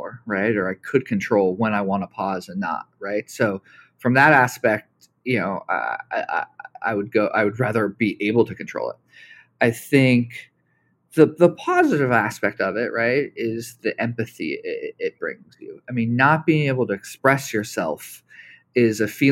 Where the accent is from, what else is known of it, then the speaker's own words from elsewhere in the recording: Los Angeles, California, United States; I was raised in Los Angeles